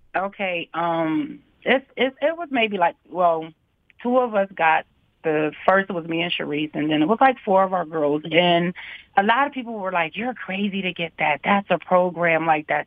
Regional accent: Harrisburg, Pennsylvania, United States; also born or lived in Virginia; I'm born and raised in Harrisburg

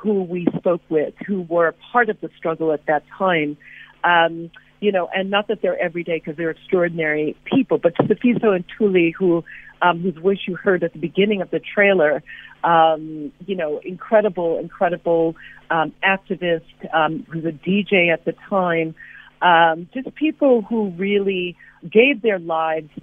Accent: New York City, New York, United States; moved away as an adult; also born or lived in Los Angeles; as Black folk growing up in New York City, we were touched by that music

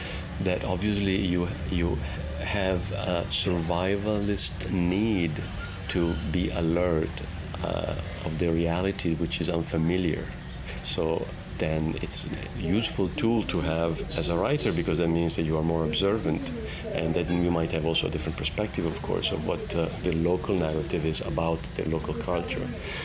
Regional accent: Italy; English is a second language; now in United States; So I think what's happening there is I see it happening in my home country in Italy as well. Of course, I've seen it in the adopted country of America as well.

